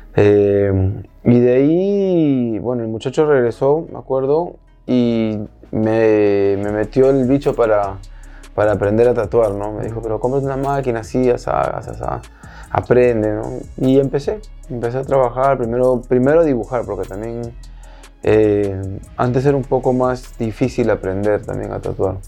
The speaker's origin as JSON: {"language": "Spanish", "town": "Miami", "region": "Florida", "country": "United States", "tie": "born or raised there", "said": "yo me fui de acá pequeño y crecí en Florida, en Miami."}